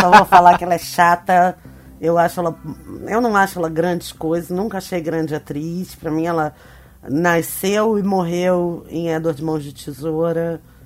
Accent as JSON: {"language": "Portuguese", "region": "Rio de Janeiro", "country": "Brazil", "tie": "born or raised there", "said": "esse lugar onde eu cresci. No Rio de Janeiro, num bairro importante do Rio de Janeiro."}